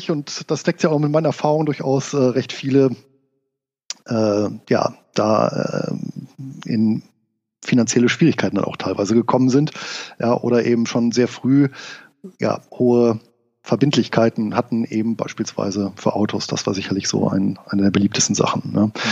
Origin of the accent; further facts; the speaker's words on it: Rhineland, Germany; als gebürtiger Rheinländer war ich natürlich auch äh, ein Freund des äh, Feierns